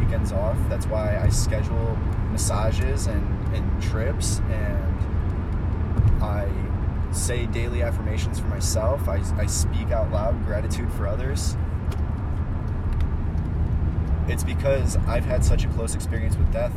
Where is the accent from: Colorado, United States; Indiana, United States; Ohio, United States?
Ohio, United States; moved away as an adult; also born or lived in Chicago / Austin, Texas / Mexico; where I grew up in Ohio, where I left about 5 years ago after my mom died